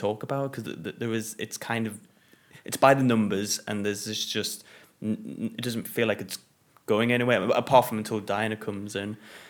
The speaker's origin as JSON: {"language": "English", "region": "England", "country": "United Kingdom", "said": "we're very English."}